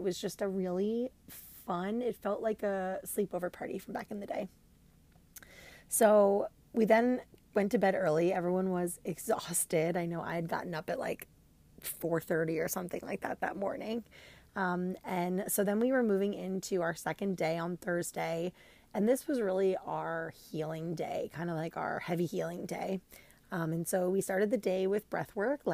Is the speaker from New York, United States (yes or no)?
yes; New York, United States; I'm from New York